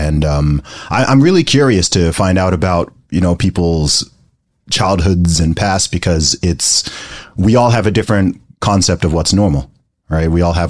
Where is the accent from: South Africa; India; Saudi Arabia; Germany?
Saudi Arabia; even though we're scattered all over the world, and I mean, I grew up in the Middle East. I grew up in Saudi Arabia.